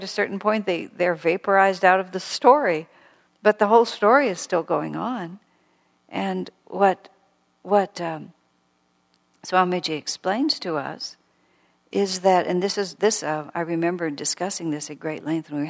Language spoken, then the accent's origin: English; United States